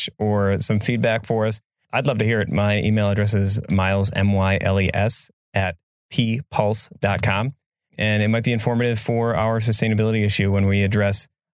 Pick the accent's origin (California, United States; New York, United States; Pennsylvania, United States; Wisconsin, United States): Wisconsin, United States; Egg Harbor; I grew up in Egg Harbor and loved it and felt really lucky there.